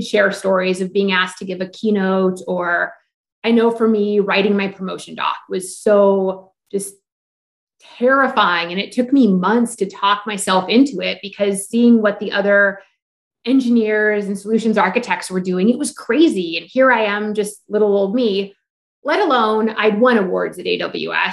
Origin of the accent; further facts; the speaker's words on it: Alaska, United States; moved away as an adult; also born or lived in Texas; I grew up in Alaska